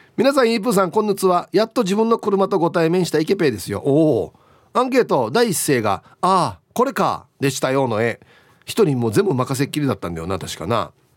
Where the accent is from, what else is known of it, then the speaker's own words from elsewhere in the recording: Uruma, Okinawa, Japan; 僕の地元ですね。うるま市アゲナー